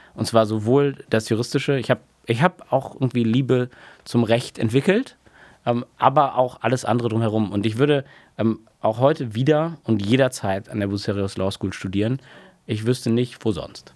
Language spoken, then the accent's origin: German; Oldenburg, Lower Saxony, Germany; moved away as an adult; in meiner Heimatstadt Oldenburg